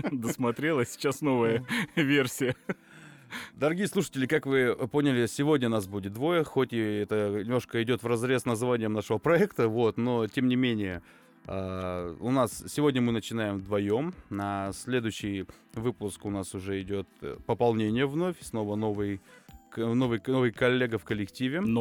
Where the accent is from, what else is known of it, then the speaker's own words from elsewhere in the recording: Tyumen, Tyumen Oblast, Russia; непосредственно Тюмень, да, мы из Тюмени все находим